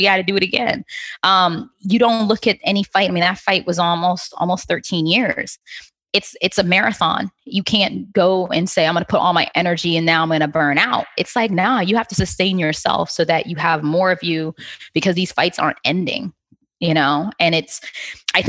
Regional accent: Trinidad & Tobago; accent: Trinidad voice; being Trinidadian, it kind of helps a bit, because our secret weapon is partying

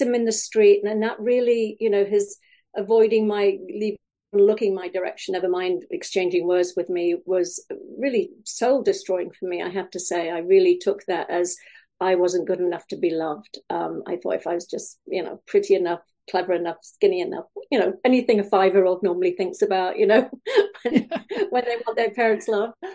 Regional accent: Wales, United Kingdom; now in California, United States; I grew up in Wales. Uh, I now live in California

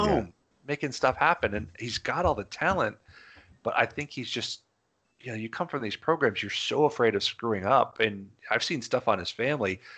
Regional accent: Florida, United States; we're all from Florida

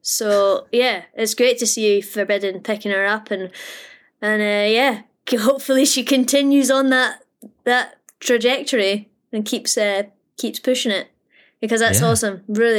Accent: Australia; For these Tassie rounds, being an Aussie, you know, like gotta get into those races.

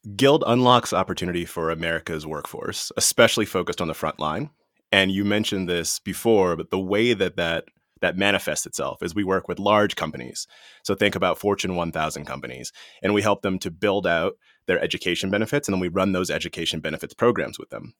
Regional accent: Washington, District of Columbia, United States; I was born in Washington, D C, and that was during a time when Washington, D C was the murder capital of the world

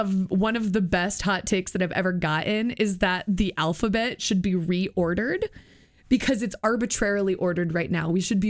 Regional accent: Iowa, United States; I'm from Iowa.

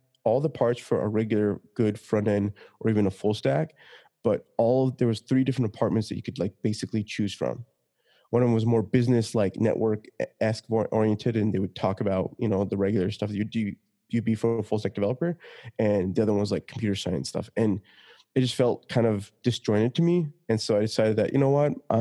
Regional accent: Utah, United States; I grew up in Utah

